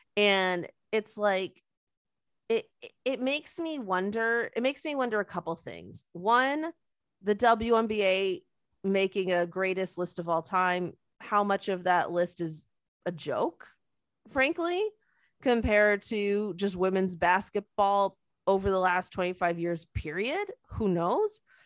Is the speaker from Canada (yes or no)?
yes; Canada; we're Canadian and, like, yes, we're, we're patriotic and we love Canada.